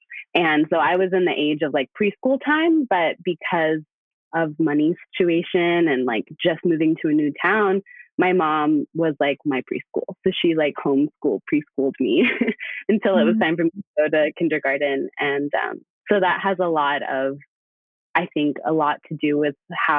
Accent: Salida, California, United States; I was about 3 years old when our family moved to Salida, California

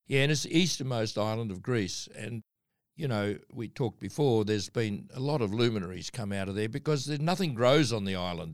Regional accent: Darwin, Northern Territory, Australia; moved away; also born or lived in Adelaide, Australia / Cranbrook / Christchurch / Western Australia; we were brought up in Darwin

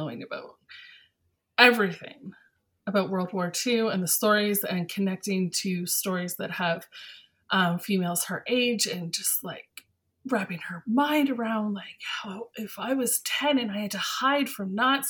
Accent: London, Ontario, Canada; I'm from London, Ontario

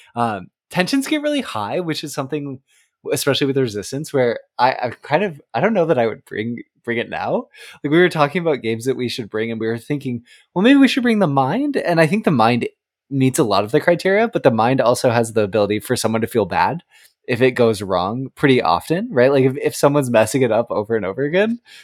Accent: Oregon, United States; also born or lived in Texas; now in East Coast, United States; I grew up in Oregon on the West Coast and I live, now live on the East Coast

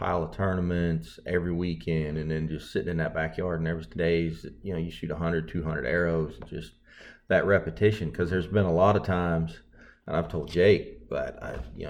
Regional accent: Zanesville, Ohio, United States; moved away as an adult; now in Mississippi, United States; I grew up in Ohio, Zanesville, Ohio, which is. Probably an hour east of Columbus

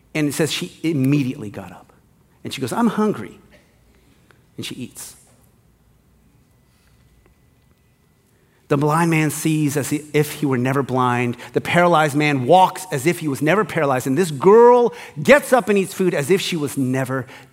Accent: Hawaii, United States; I grew up in Hawaii

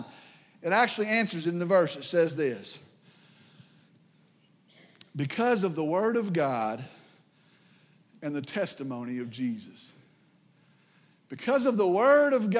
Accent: West Texas, United States; I grew up here in West Texas

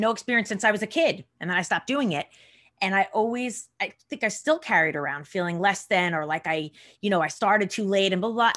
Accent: Long Island, New York, United States; I grew up in Long Island

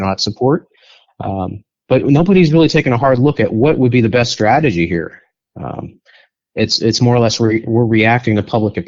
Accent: Western Pennsylvania, United States; moved away as an adult; now in Virginia, United States; I'm not a native Virginian or Washingtonian. I'm actually from Western Pennsylvania

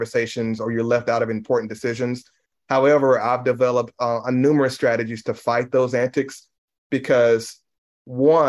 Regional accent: United States; also born or lived in Mississippi / Tennessee; growing up in Mississippi and Tennessee as a young Black man has been extremely challenging

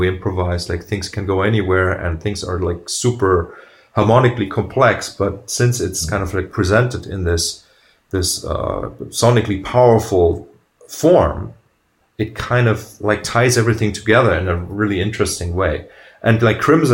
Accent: Germany; I come from Germany

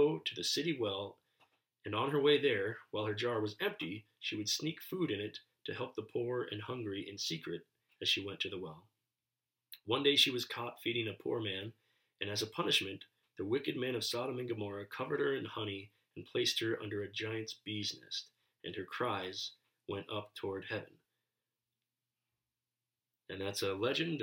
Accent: United States; I'm an American

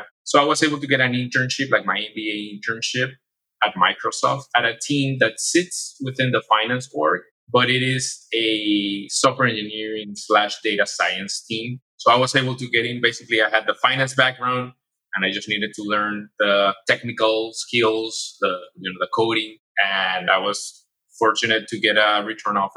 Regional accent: Panama; moved away as an adult; also born or lived in Spain; now in United States; I'm from Panama

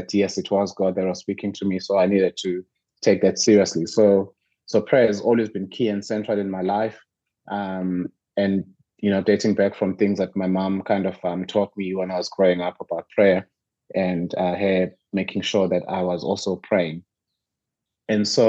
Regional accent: Ulundi, KwaZulu-Natal, South Africa; also born or lived in Mtubatuba; I was born in Northern KZN. You know, I grew up in Mdubaduba and another small town called Ulundi.

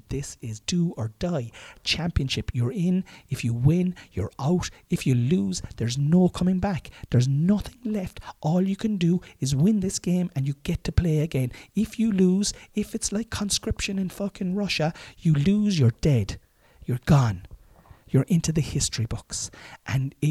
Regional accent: Ireland; moved away as an adult; now in Killavullen, Ireland; like you would be had you gone to school, like I had done in Ballyclaw.

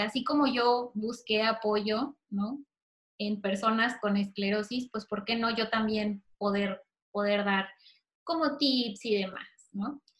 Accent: Mexico; mexicana con esclerosis

